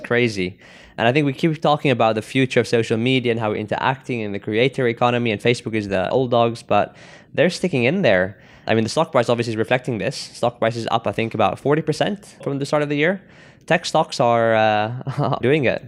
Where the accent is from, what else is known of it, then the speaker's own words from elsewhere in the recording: South Africa; I'm from South Africa